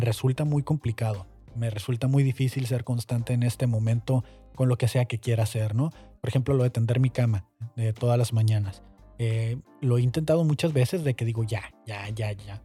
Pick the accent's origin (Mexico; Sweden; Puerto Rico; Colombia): Mexico